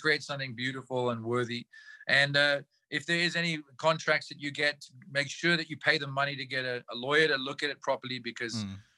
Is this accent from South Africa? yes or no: yes; South Africa; as South African musicians